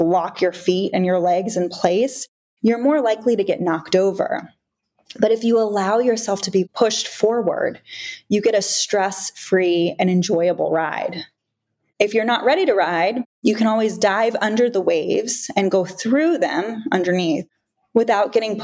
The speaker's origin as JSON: {"language": "English", "region": "South Florida", "country": "United States", "tie": "born or raised there", "said": "I grew up in South Florida at the beaches on the Atlantic Ocean"}